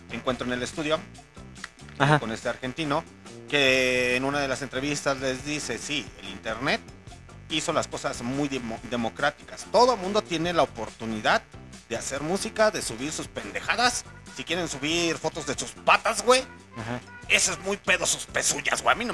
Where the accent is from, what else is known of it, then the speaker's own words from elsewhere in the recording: León, Guanajuato, Mexico; accent: chilango; Sí, señores, soy de León, Guanajuato, se me sale lo chilango, pero un pinche chilango nace donde se le pega la rechingada gana.